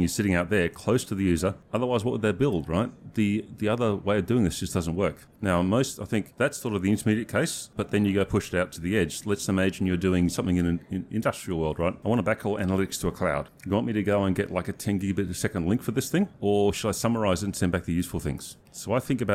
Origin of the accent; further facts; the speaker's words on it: Australia; I come from Australia